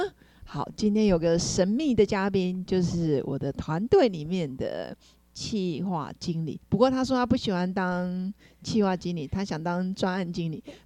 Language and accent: Chinese; Nantou County, Taiwan; moved away; 先攻击南投。所以我们老家就就这个房子，在民国七十五年还被韦恩台风给打到